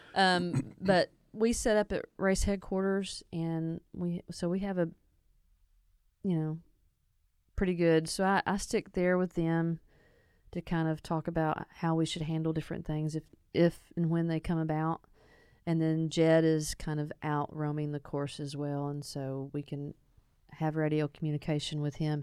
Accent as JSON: {"language": "English", "town": "East End", "region": "Arkansas", "country": "United States", "tie": "born or raised there", "said": "I grew up in East End, you know, outside of town here towards Sheridan. I went to school in Sheridan."}